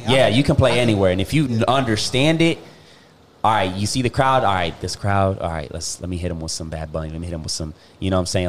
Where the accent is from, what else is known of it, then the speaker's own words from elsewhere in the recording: Puerto Rico; I'm from Puerto Rico.